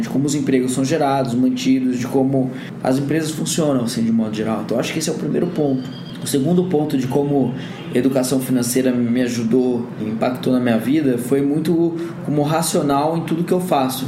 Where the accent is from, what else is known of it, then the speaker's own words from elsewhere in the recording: Bragança Paulista, São Paulo, Brazil; Eu tive uma bolsa de estudos numa escola particular lá em Bragança, né? Onde eu cresci